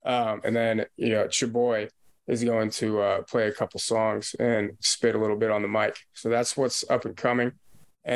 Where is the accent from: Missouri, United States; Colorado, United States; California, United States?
Missouri, United States; St. Louis; I'm from St. Louis